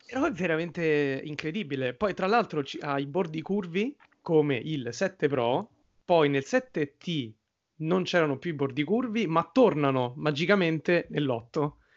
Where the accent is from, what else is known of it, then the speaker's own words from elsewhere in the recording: Rome, Lazio, Italy; io e Giorgio siamo di Roma